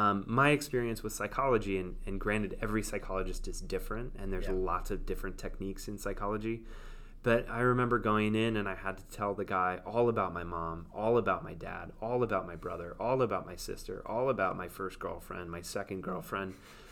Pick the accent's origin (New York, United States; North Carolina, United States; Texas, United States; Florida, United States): New York, United States; And it was so new to feel relaxed as a New Yorker that I was like, whoa, what is this?